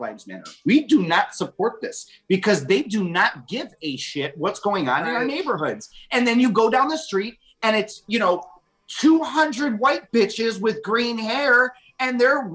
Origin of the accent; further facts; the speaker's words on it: 30 minutes west of downtown Chicago, Illinois, United States; I grew up right here in just 30 minutes west of downtown Chicago.